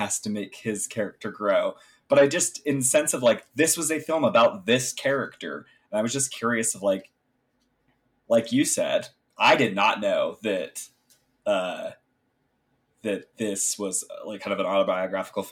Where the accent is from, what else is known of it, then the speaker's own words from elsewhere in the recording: United States; I'm an American